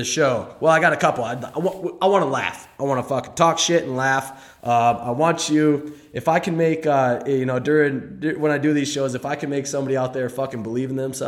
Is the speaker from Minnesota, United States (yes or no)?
yes; St. Paul, Minnesota, United States; I grew up in St. Paul, Minnesota